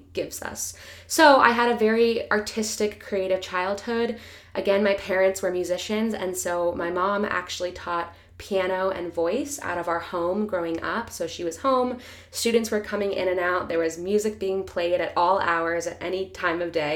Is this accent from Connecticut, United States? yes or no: no; Pennsylvania, United States; I was born in Pennsylvania to a Russian mother and an American father